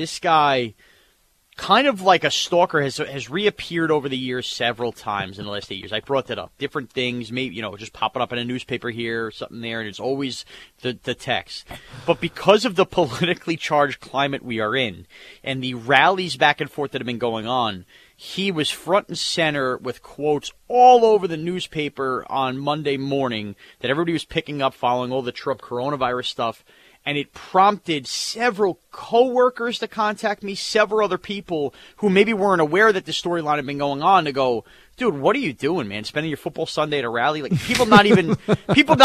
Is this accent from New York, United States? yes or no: yes; West Babylon, New York, United States; I was from West Babylon